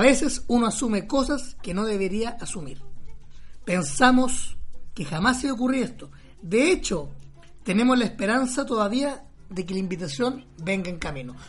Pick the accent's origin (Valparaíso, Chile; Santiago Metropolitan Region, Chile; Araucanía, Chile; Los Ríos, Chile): Santiago Metropolitan Region, Chile; Maipú; nací y criado en Maipú.